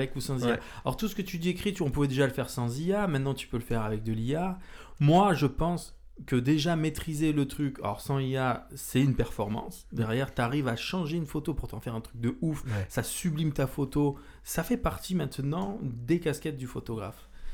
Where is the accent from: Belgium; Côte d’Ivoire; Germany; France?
France; Marseille, Provence-Alpes-Côte d'Azur; now in Orléans, France; je viens de Marseille, j'arrive ici dans notre belle ville d'Orléans